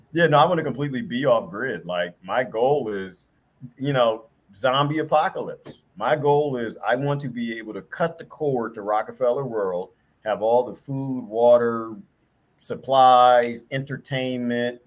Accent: East Coast, United States; I'm from the East Coast

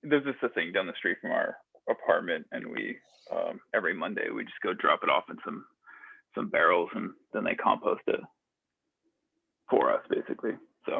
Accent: Vermont, United States; moved away; also born or lived in Portland, Oregon / Sacramento, California / Pensacola, Florida / Boston; I grew up in Vermont and then lived a bunch of different places, like in Portland, Oregon for a long time.

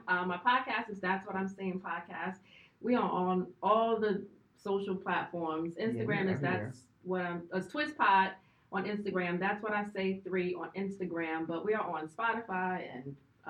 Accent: Virginia, United States; moved away as an adult; now in New York, United States; I am from Virginia. I'm geared more towards down south.

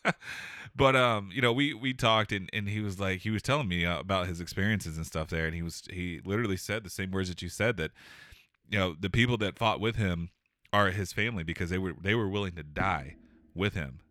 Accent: Cypress, Texas, United States; moved away; I grew up in Cypress, Texas, which is a, uh, a suburb of Houston.

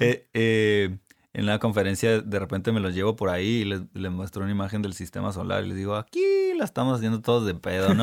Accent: Ensenada, Baja California, Mexico; also born or lived in United States / South America; now in Tijuana, Mexico; Yo nací aquí en Tijuana, me crié en Ensenada hasta los 17 años

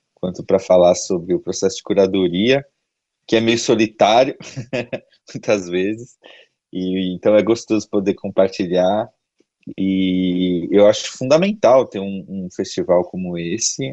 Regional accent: São Paulo, Brazil; Eu sou de São Paulo, moro em São Paulo, é, trabalho e produzo música aqui

